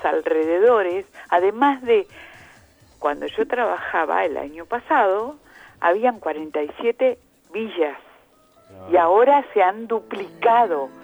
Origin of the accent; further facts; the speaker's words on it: Uruguay; now in La Plata, Argentina; Yo soy uruguaya.